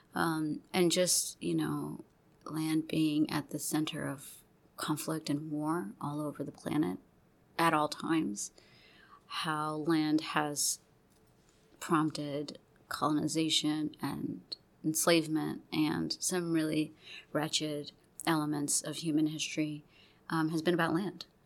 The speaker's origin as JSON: {"language": "English", "region": "Gulf Coast", "country": "United States", "tie": "born or raised there", "also_born_or_lived": "Texas / Louisiana", "said": "I grew up in the Gulf Coast uh, region. I grew up going back and forth between Texas and Louisiana."}